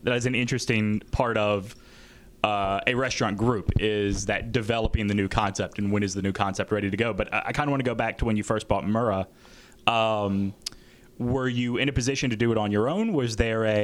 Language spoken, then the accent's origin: English; Gulf Coast, United States; moved away; I grew up on the Gulf Coast